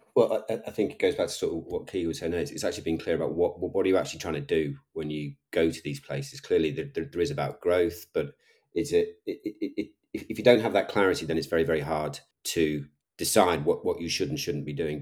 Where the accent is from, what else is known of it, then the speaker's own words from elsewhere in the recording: Liverpool, North West England, United Kingdom; I'm a Scouser. I'm from Liverpool.